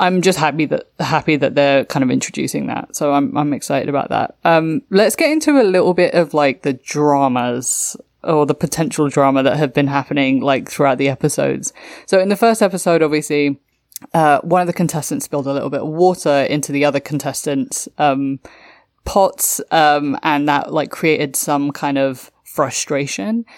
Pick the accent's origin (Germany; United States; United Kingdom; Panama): United Kingdom; London; my hometown of London